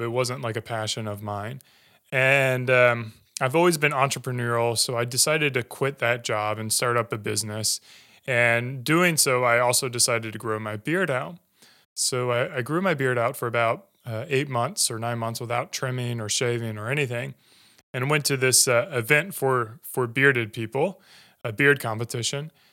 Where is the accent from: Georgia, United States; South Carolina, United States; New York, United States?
South Carolina, United States; Greer; moved away; grew up in Greenville, so uh, I grew up in Greer. Uh, went to high school there